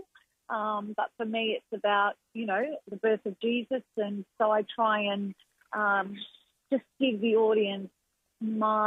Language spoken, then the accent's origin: English; Melbourne, Victoria, Australia; back home to my hometown